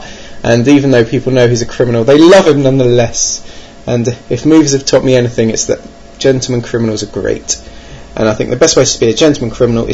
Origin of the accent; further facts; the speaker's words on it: Birmingham, West Midlands, United Kingdom; 2 were in my hometown